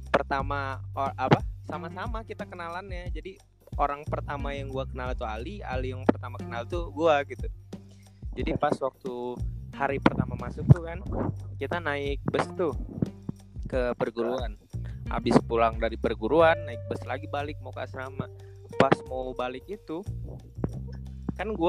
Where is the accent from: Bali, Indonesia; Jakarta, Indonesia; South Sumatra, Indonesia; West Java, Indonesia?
South Sumatra, Indonesia; Palembang; also born or lived in Bandung; dia dari Bekasi gua dari Palembang tapi gua lama di Bandung kan gua SMP di Bandung kita nyeritain latar belakang kita lah